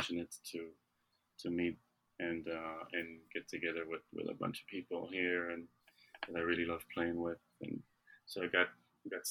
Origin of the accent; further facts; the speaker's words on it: Israel; now in United States; I'm from Israel originally, and I'm here